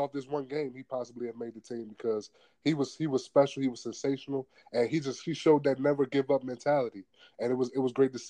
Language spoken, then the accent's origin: English; Washington, District of Columbia, United States; my hometown, D.C.